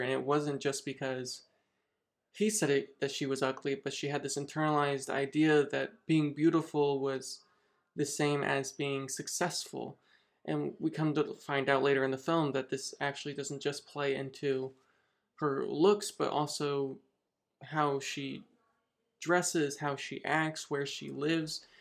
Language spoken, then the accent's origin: English; Noblesville, Indiana, United States; my hometown here in Noblesville, Indiana